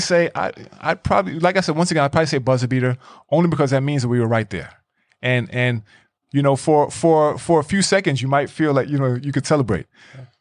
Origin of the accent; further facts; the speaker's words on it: New York City, New York, United States; moved away as an adult; now in Iceland; growing up in New York